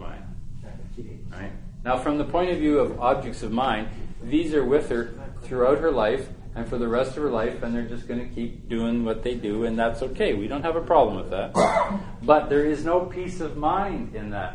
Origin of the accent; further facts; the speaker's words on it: Western Canada, the Prairies, Canada; I'm from the prairies. I'm from Western Canada.